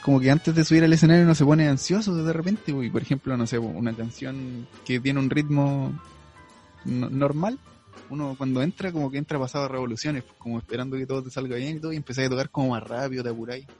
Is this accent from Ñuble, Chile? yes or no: yes; Chillán, Ñuble, Chile; moved away as an adult; now in Talca, Chile; soy oriundo de Chillán